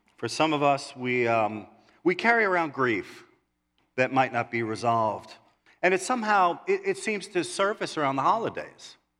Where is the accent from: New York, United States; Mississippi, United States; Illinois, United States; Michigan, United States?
New York, United States; New York City; growing up in New York City, uh, living on one hundred thirtieth Street in Kew Gardens, Queens.